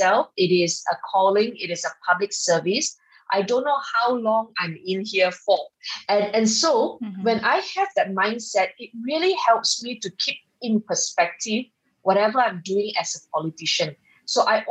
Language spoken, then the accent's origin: English; Subang Jaya, Selangor, Malaysia; when I was offered to run for the state seat of Subang Jaya, my hometown